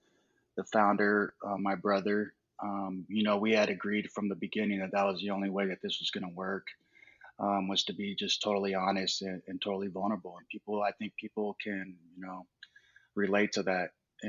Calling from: Denver, Colorado, United States; I'm calling from Denver.

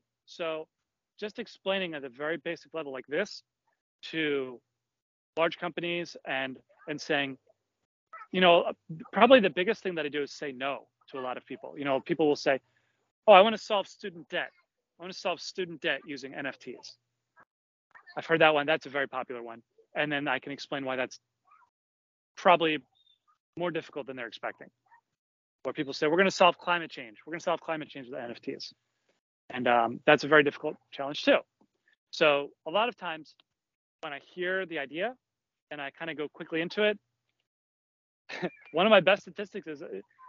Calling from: Philadelphia, Pennsylvania, United States; I'm broadcasting here from Philadelphia.

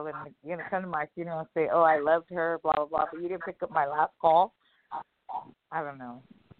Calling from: California, United States

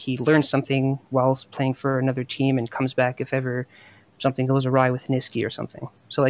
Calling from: Montreal, Quebec, Canada; I'm calling from Montreal, Quebec.

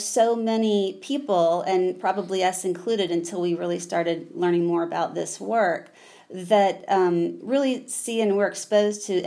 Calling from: Durham, North Carolina, United States; I am saying hello from Durham, North Carolina

